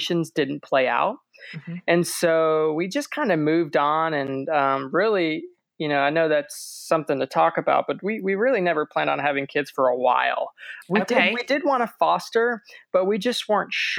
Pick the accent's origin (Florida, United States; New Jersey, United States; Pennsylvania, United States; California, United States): Florida, United States; St. Petersburg; we lived and we were raised in St. Pete